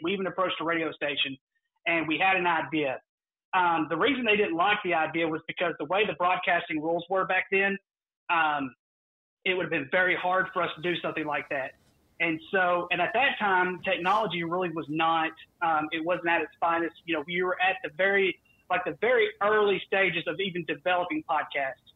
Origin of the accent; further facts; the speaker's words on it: the South, United States; I am from the South